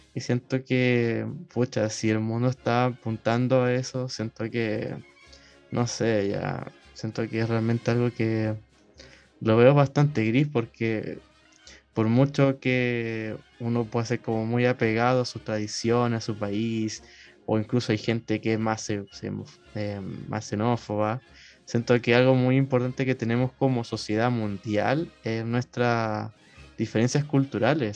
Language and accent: Spanish; Chile; nuestra identidad como, como chilenos